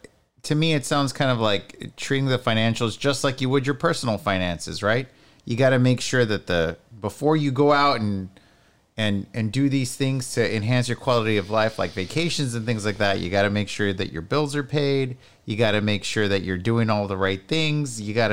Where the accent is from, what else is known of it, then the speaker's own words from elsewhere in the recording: McAllen, Texas, United States; Like, I'm from McAllen and McAllen kicks ass.